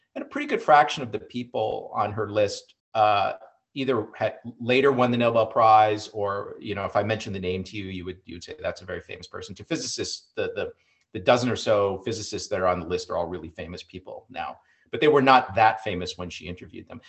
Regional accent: Iowa, United States; growing up in Iowa

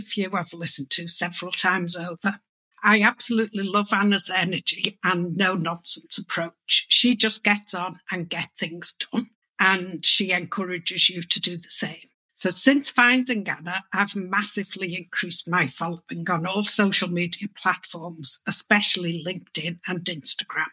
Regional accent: Liverpool, North West England, United Kingdom; I'm from Liverpool in the UK

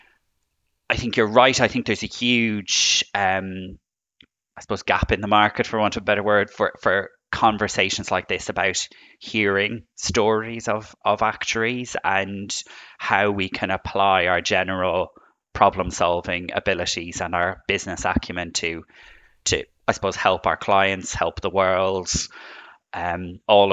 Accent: Ireland; as you can tell from my accent, I'm from Ireland.

